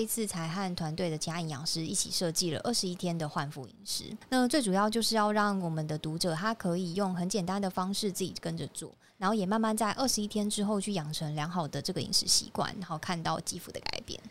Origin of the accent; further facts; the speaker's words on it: Taiwan; 就是我们台湾人他有肤质过敏的人发生率其实蛮不高的